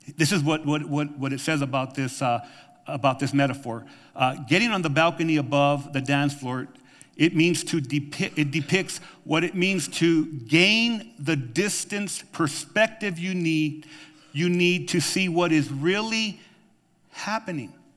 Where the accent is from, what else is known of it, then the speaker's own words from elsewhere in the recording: New Mexico, United States; now in Tucson, United States; I grew up with in New Mexico